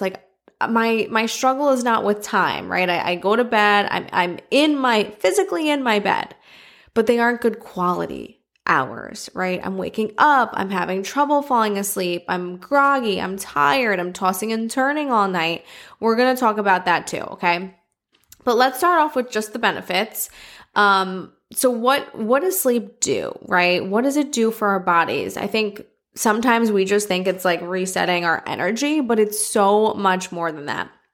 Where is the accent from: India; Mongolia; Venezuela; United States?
United States; New York City, New York; I'm a New Yorker.